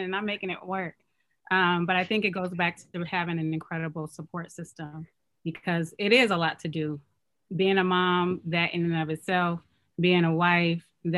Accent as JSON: {"language": "English", "town": "Oakland", "region": "California", "country": "United States", "tie": "born or raised there", "also_born_or_lived": "Chicago / North Carolina", "moved": "as an adult", "said": "I'm Nigerian. I was born and raised in Oakland. So this is my hometown. Both of my parents are Nigerian"}